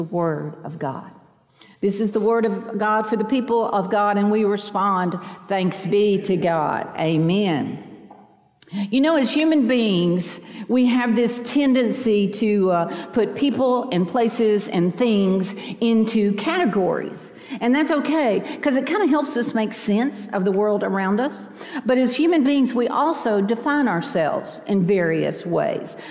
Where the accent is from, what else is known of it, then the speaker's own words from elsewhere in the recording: Chattanooga, Tennessee, United States; now in Vestavia Hills, United States; I live in Vestavia Hills, Alabama, but I am a mountain girl from Chattanooga in East Tennessee